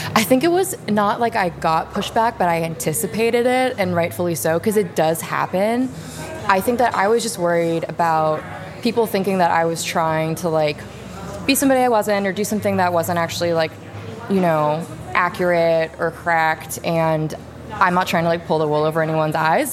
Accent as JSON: {"language": "English", "town": "Los Angeles", "region": "California", "country": "United States", "moved": "yes", "lives_now": "Chicago, United States", "said": "I'm originally from Los Angeles, but now I live here in Chicago, Illinois"}